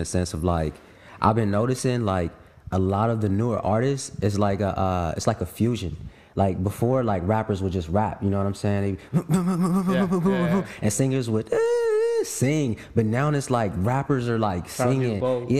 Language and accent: English; West Coast, United States; I'm from the West Coast, I'm supposed to know this.